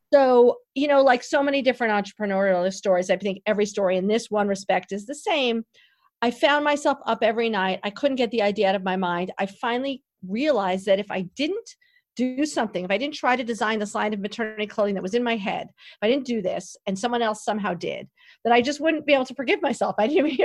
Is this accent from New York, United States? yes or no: yes; New York City, New York, United States; I grew up in New York City